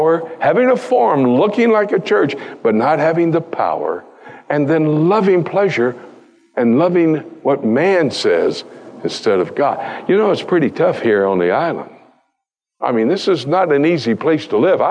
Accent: United States; I come from the United States where it's even worse

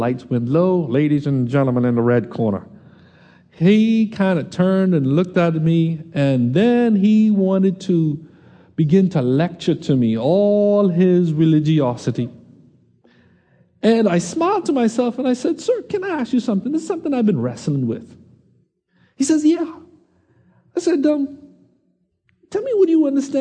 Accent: Nassau, Bahamas; I said, "Nassau."

